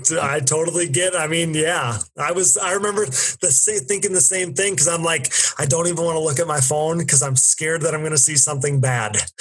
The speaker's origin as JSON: {"language": "English", "region": "Wisconsin", "country": "United States", "said": "I'm from the Midwest, I'm from Wisconsin"}